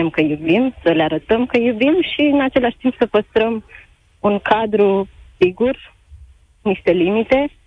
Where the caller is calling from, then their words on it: Bucharest, Romania; Salutare, Cătălin! … din București.